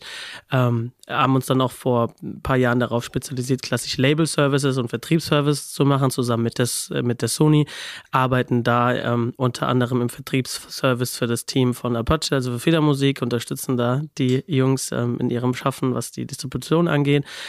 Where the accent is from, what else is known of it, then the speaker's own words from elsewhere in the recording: Babenhausen, Hesse, Germany; aus der Nähe von Aschaffenburg, also zwischen Aschaffenburg und Darmstadt, was wiederum so 20, 30 Minuten aus Frankfurt entfernt ist, in einem kleinen Ort namens Babenhausen.